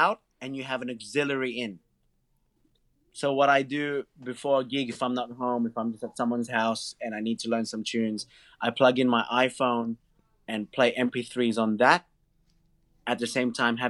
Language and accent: English; Blacktown, New South Wales, Australia; I'm from Blacktown. I'm from Blacktown. Westies forever.